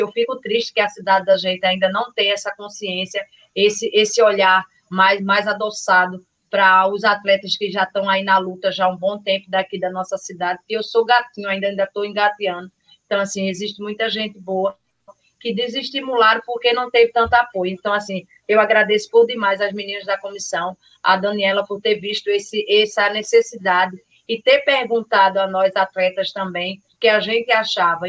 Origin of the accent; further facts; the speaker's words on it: Carpina, Pernambuco, Brazil; Eu tenho o maior orgulho de dizer de onde eu sou, que eu sou de Carpina, Matutinha de Carpina